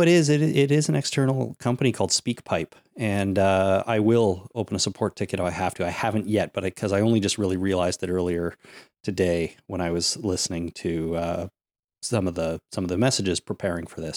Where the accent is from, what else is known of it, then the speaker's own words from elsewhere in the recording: Canada; I'm also a Canadian. I pay lots of taxes here